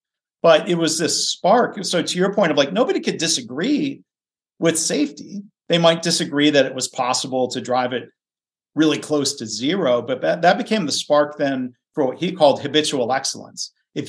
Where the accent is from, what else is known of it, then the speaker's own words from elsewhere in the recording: southeastern Michigan outside of Detroit, United States; also born or lived in Dayton, Ohio; now in Cincinnati, United States; I was born in Dayton, and I grew up in southeastern Michigan outside of Detroit.